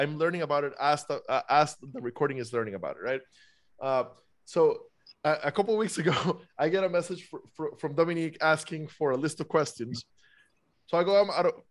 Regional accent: Costa Rica; now in United States; I'm a foreigner. I was born and raised in Costa Rica.

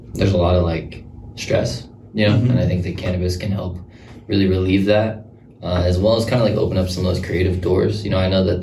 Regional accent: Tacoma, Washington, United States; also born or lived in Los Angeles, United States; I was born in Tacoma, Washington

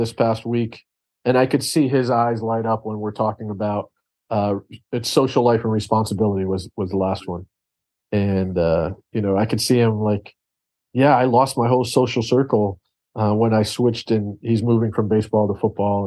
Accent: New York, United States; I grew up in New York

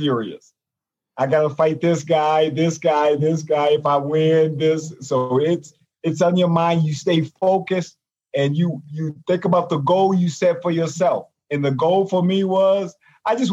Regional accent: Michigan, United States; my fans in my hometown

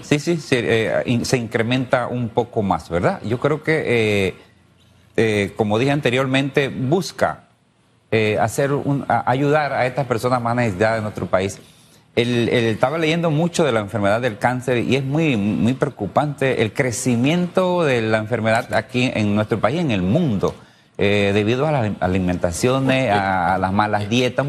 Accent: Panama; somos panameños

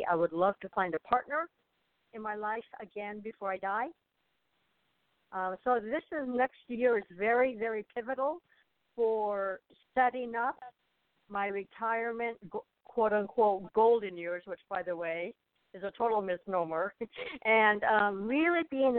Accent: Berkeley, California, United States; born there; I was born in Berkeley, California.

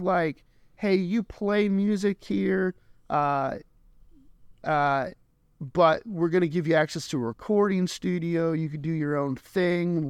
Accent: Colorado Springs, Colorado, United States; I was born and raised in Colorado Springs

